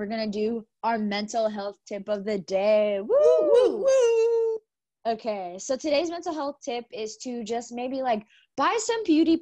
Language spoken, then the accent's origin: English; Texas, United States; we're from Texas